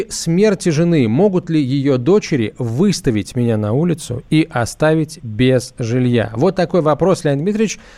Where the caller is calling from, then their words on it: Belgorod, Belgorod Oblast, Russia; я из Белгорода. Со второй женой проживаю в ее квартире